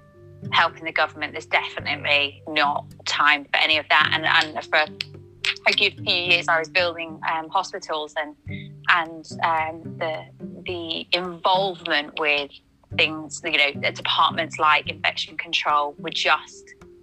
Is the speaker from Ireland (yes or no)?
yes; Ireland; I know, but we're Irish, so, you know, we breed that way.